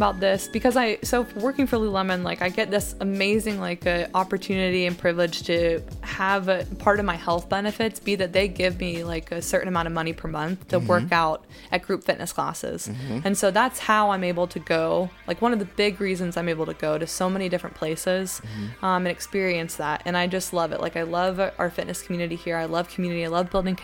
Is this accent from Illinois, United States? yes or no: no; Greensboro, North Carolina, United States; I'm from Greensboro